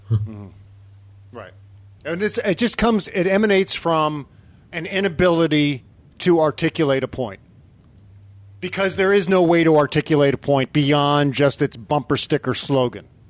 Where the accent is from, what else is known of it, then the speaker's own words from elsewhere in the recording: Northern Virginia, United States; moved away; also born or lived in Pennsylvania; I grew up in Northern Virginia